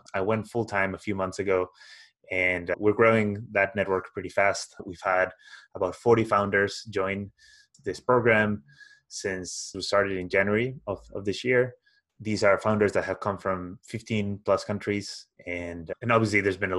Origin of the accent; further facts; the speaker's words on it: Spain; moved away as an adult; also born or lived in Glasgow; I'm originally from Spain